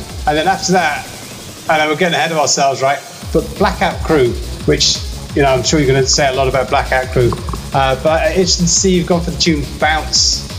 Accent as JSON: {"language": "English", "area": "Cornwall", "region": "South West England", "country": "United Kingdom", "tie": "born or raised there", "moved": "yes", "said": "I used to live in Cornwall."}